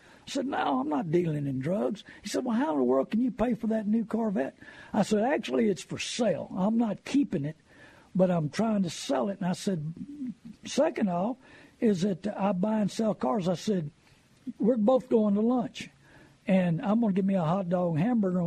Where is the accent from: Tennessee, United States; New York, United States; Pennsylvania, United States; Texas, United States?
Texas, United States; New Braunfels; I was born and raised in New Braunfels.